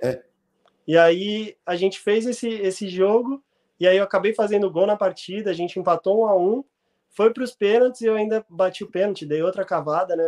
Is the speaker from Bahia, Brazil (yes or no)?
no; São Paulo, Brazil; moved away; also born or lived in Rio Grande do Sul; como sou de São Paulo